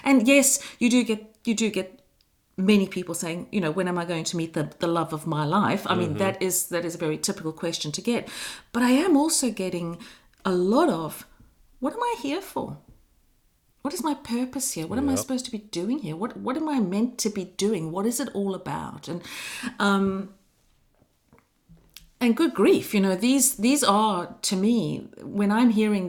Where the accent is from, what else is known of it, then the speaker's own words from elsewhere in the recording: South Africa; moved away as an adult; also born or lived in Adelaide, Australia / Tasmania, Australia / Queensland, Australia; now in France; I was born in Africa and I lived in Africa for the first 29 years of my life. And then I moved to Australia.